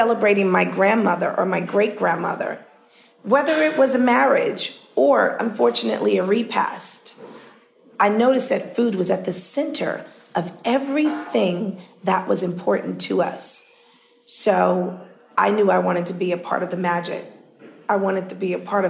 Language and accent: English; New York City, New York, United States; I was born in Harlem Hospital. We lived on 144th Street in Harlem